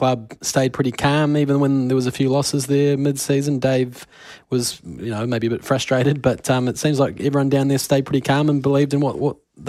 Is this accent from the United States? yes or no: no; New Zealand; I'm a Kiwi, yeah.